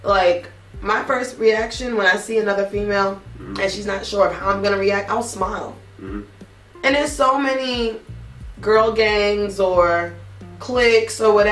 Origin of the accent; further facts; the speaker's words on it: New York, United States; as a New Yorker